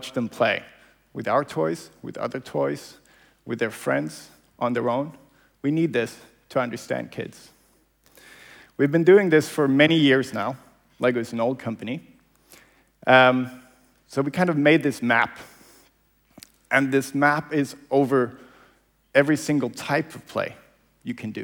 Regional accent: Malmö, Skåne, Sweden; this is my hometown. So this is where I grew up, Malmö

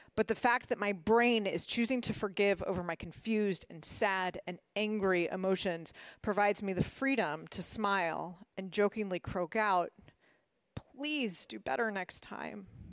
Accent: Washington, District of Columbia, United States; moved away as an adult; also born or lived in Massachusetts; I grew up in Washington, D C

